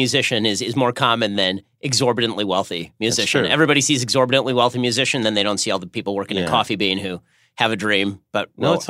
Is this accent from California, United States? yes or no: yes; Burbank, California, United States; Well, I'm from Burbank, California. So